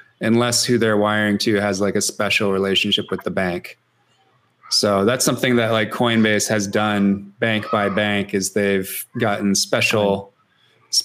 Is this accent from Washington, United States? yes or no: yes; Seattle, Washington, United States; it was my hometown team